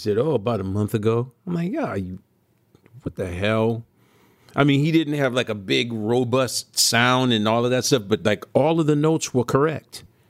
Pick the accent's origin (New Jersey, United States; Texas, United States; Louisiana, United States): Louisiana, United States; New Orleans; thank God I was from New Orleans